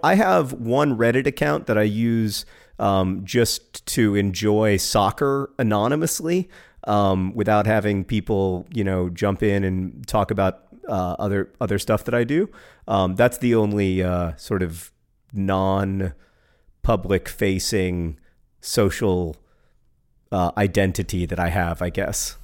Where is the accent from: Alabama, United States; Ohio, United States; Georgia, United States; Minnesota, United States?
Alabama, United States; Birmingham; was born in Birmingham, Alabama, uh, my hometown